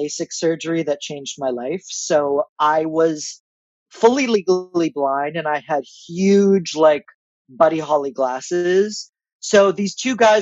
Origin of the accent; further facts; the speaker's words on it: Israel; moved away; I was born in Israel. I have a lot of family there